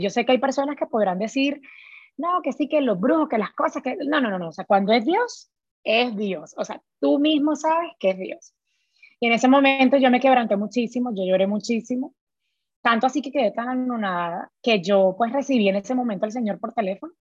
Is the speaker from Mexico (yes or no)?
no; Colombia; moved away as an adult; also born or lived in Florida, United States; now in Houston, United States; soy de Colombia